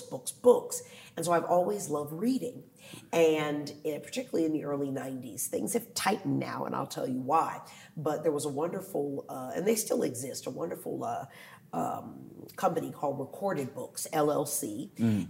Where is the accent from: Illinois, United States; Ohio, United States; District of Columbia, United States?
District of Columbia, United States; Washington; also born or lived in Philadelphia; my hometown of DC